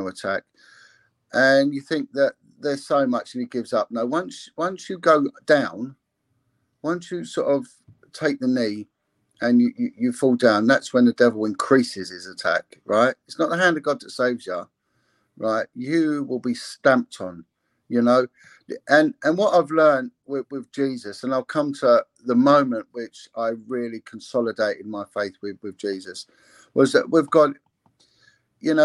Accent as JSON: {"language": "English", "region": "England", "country": "United Kingdom", "said": "I'm English"}